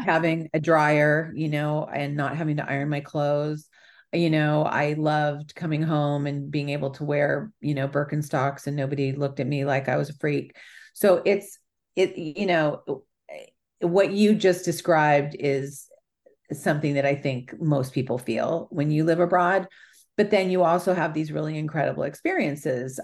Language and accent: English; California, United States; also born or lived in Italy; I'm from California